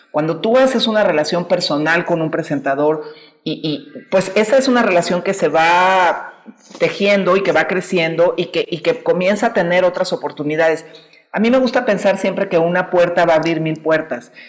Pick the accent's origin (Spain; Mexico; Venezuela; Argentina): Mexico; en México hay una amplia gama de artistas que hacemos arte contemporáneo que somos mexicanos, que tenemos una voz mexicana